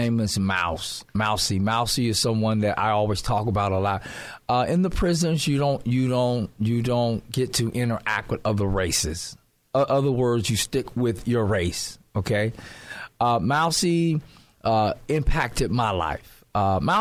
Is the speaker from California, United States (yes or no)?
yes; Compton, California, United States; I was born and raised in Compton, California. That's where I was originally from